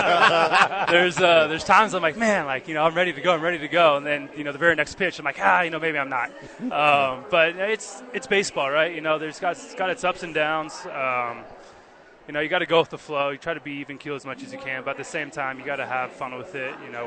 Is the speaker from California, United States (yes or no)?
yes; San Diego, California, United States; moved away; I'm from San Diego originally